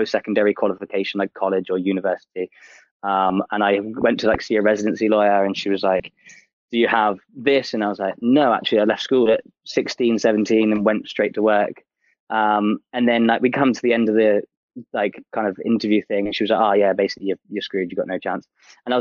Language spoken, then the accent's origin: English; Torquay, South West England, United Kingdom; moved away as an adult; also born or lived in Portsmouth / Canada; now in London, United Kingdom; I was born in Torquay and then lived there until about 19